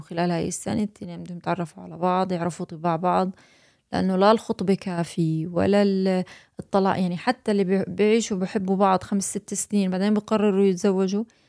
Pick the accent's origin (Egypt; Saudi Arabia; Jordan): Jordan; moved away as an adult; now in United States; انا اردنيه وهنا في امريكا استقرينا